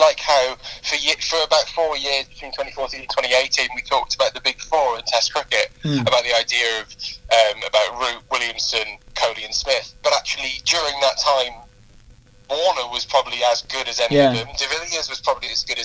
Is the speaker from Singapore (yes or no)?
no; England, United Kingdom; we're English